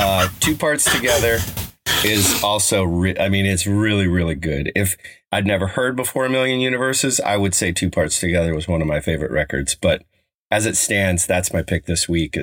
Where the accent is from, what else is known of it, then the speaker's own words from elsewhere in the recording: Colorado, United States; There's a little park in the town I grew up in Colorado called Oliver